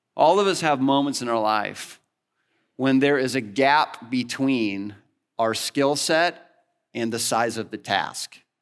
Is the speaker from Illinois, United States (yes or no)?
yes; Northwest Illinois, United States; moved away; I grew up in the Midwest, in Northwest Illinois